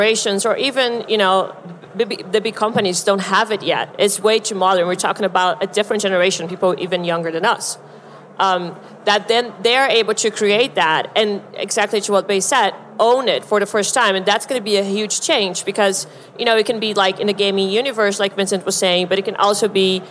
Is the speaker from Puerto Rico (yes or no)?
no; Brazil; also born or lived in United States; now in Europe; I'm from Brazil. And for me, I lived in the US for a long time. Now I live in Europe.